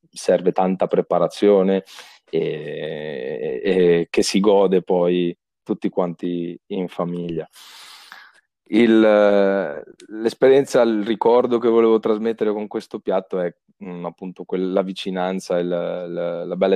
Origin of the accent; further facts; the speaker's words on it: Piedmont, Italy; sono piemontese, eh, in effetti 100%, 100% piemontese, nato in Piemonte